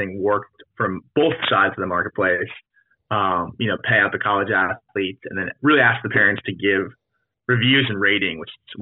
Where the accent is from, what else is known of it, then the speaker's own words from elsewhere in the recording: New Jersey, United States; I grew up in New Jersey